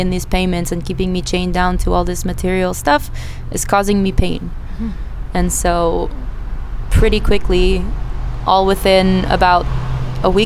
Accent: Philadelphia, Pennsylvania, United States; moved away as an adult; also born or lived in Israel; I was born in the United States. I lived in Philadelphia for about 20 years. I finished university and I moved to Israel

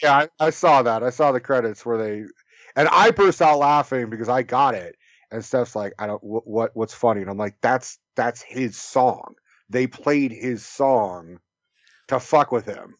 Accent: Bay Area, California, United States; I grew up in the Bay Area

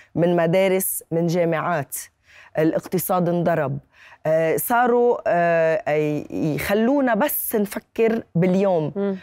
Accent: Lebanon; also born or lived in Irbid, Jordan; انا والدتي اردنيه و... وانغرمت بابوي بلبنان

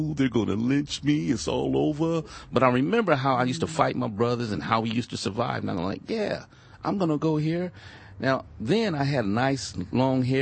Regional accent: Inglewood, California, United States; also born or lived in Compton, California; I grew up in Compton in Inglewood, California.

